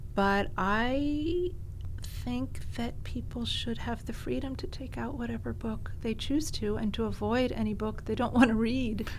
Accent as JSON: {"language": "English", "town": "Greenwich", "region": "Connecticut", "country": "United States", "tie": "born or raised there", "also_born_or_lived": "New York City"}